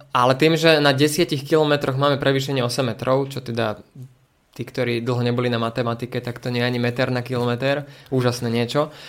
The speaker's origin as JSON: {"language": "Slovak", "town": "Prievidza", "region": "Trenčín Region", "country": "Slovakia", "tie": "born or raised there", "also_born_or_lived": "Bojnice", "said": "Prievidza preto, lebo odtiaľ to pochádzam, respektíve z Bojnic"}